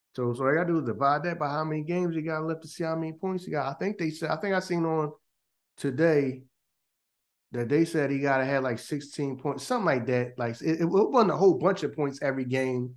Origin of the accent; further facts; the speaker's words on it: Philadelphia, Pennsylvania, United States; Here in Philly, we just didn't wear those.